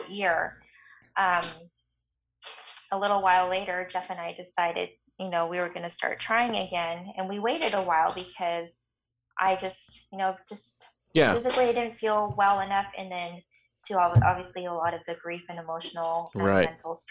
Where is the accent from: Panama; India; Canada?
Canada; moved away; I'm Canadian, so my family's in Canada, and so I was, you know, anticipating that I would go home